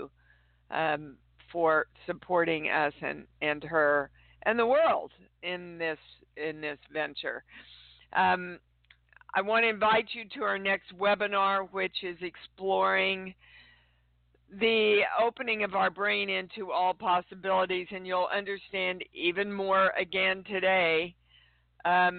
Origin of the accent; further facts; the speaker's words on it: Midwest, United States; also born or lived in Kansas City, Kansas / St. Joseph, Missouri; I am coming to you from almost my hometown. I'm in Kansas City, Kansas, but right now I'm in St. Joe doing a convention